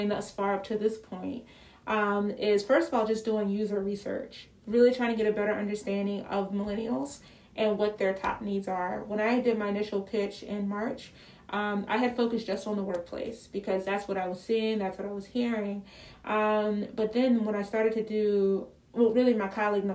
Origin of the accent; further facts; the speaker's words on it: Philadelphia, Pennsylvania, United States; I'm from Philly